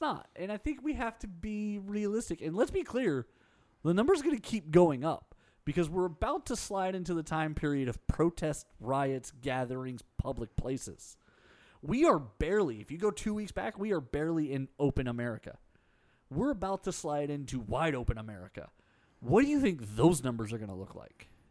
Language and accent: English; Harris County, Texas, United States; I grew up in Harris County. I went to Spring ISD.